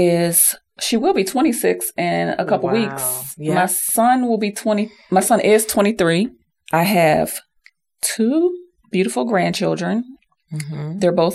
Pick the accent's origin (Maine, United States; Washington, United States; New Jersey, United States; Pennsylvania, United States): Pennsylvania, United States; Pittsburgh; now in Richmond, United States; I'm originally from Pittsburgh, PA